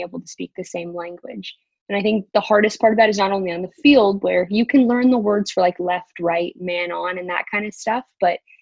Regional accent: Pleasanton, California, United States; moved away as an adult; now in Guingamp, France; I grew up in Pleasanton, California in the Bay Area

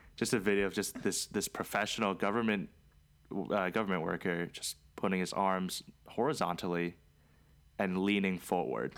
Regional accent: Maryland, United States; also born or lived in Charlotte; we're from Maryland

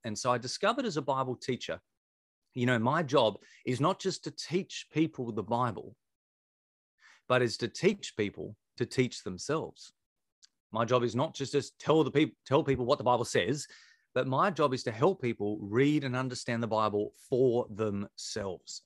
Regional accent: Victor Harbor, South Australia, Australia; we'd relocated back to my hometown where I was from, a place called Victor Harbour.

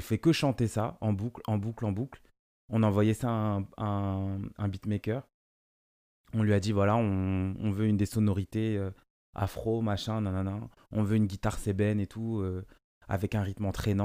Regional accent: France; first language Lingala; j'ai grandi ici, c'est ma France, et je suis français

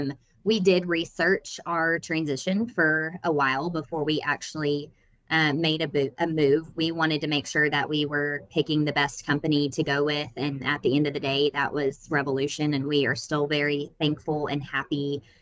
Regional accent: Lubbock, Texas, United States; we're all still from Lubbock

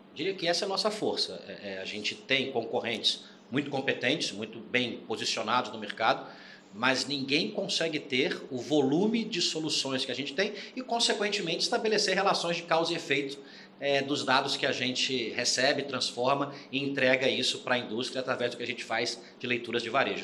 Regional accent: Rio de Janeiro, Brazil; moved away as an adult; also born or lived in Curitiba; now in São Paulo, Brazil; Sou carioca, estou em São Paulo há 14 anos

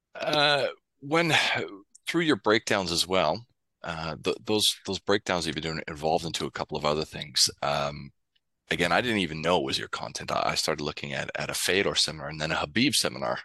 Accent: Canada; now in Sydney, Australia; as a Canadian

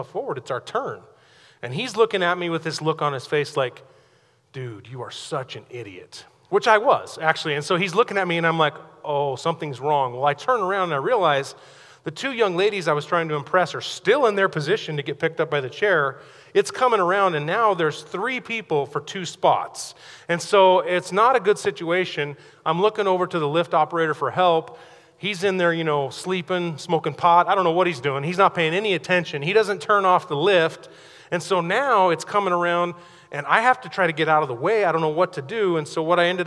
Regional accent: Pocatello, Idaho, United States; I grew up over in Pocatello

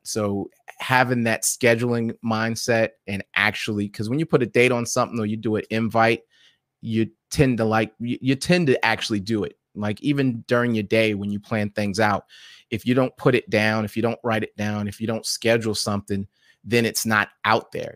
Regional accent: New York City, New York, United States; I was born and raised in New York City

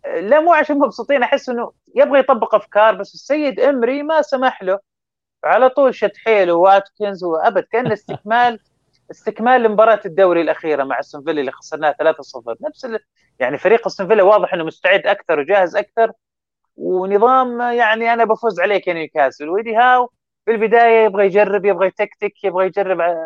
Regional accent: Saudi Arabia; ودنا يكون لنا دور اكثر كسعوديين

